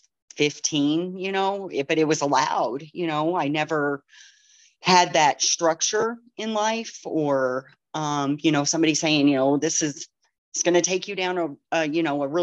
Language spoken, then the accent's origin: English; Pinckneyville, Illinois, United States; moved away as an adult; now in Rockford, United States; I'm from Pinckneyville, Illinois. I was born and raised there